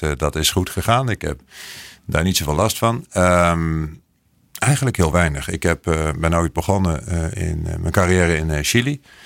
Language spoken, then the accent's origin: Dutch; Netherlands; moved away as an adult; now in Bogotá, Colombia; als Nederlander